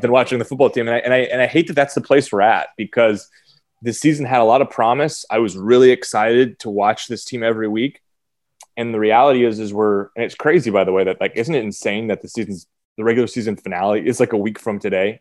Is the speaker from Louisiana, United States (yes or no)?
no; Eugene, Oregon, United States; I grew up in Eugene.